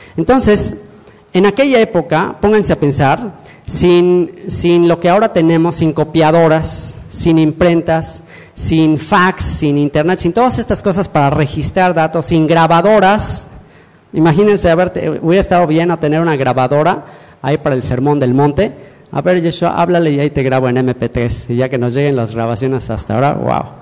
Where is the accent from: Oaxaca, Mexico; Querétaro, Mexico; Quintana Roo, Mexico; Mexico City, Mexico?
Quintana Roo, Mexico; Cancún; yo soy mexicano, cancunense